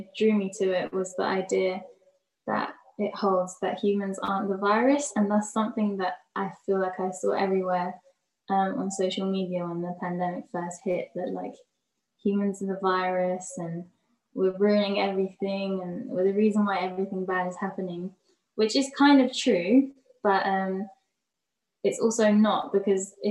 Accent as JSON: {"language": "English", "region": "London", "country": "United Kingdom", "tie": "born or raised there", "said": "growing up in London, in like different areas"}